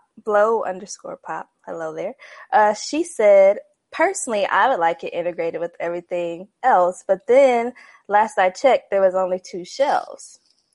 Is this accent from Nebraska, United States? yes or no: yes; Nebraska, United States; moved away as an adult; now in Houston, United States; I'm from Nebraska, born and raised. I lived there up until a month ago. I just moved to Houston, Texas.